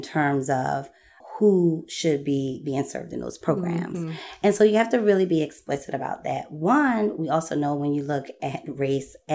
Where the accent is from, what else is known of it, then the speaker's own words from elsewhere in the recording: Philadelphia, Pennsylvania, United States; I'm born and raised in Philly